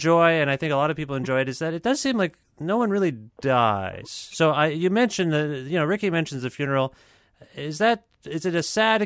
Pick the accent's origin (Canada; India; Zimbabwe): Canada; I'm Canadian